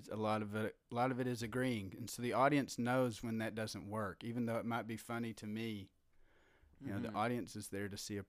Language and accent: English; Appalachia, United States; accent: Appalachian